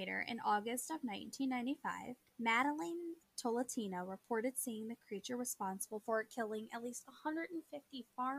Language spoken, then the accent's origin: English; Panama; born there; I was born in Panama, so haha, suck it.